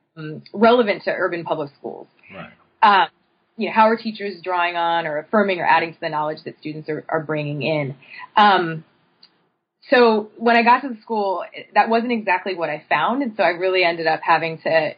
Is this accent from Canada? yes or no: no; State College, Pennsylvania, United States; moved away as an adult; also born or lived in Brooklyn; I'm originally from State College, Pennsylvania